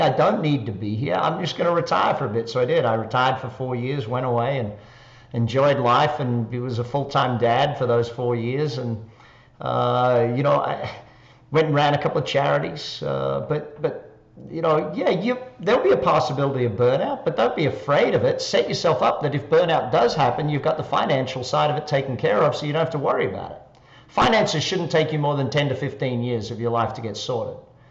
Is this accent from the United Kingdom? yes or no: no; Australia; accent: Australian; moved away as an adult; also born or lived in Darwin, Australia / Adelaide, Australia; now in Las Vegas, United States; people will be able to tell by the accent, I'm Australian, obviously. I live here in Las Vegas now